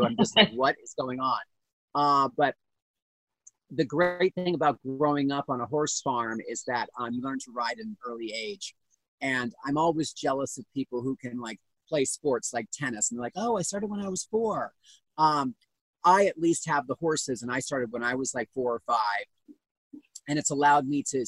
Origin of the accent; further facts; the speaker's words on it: Pennsylvania, United States; I'm from Pennsylvania. I'm from very close to where I am right now. And I grew up, we always had horses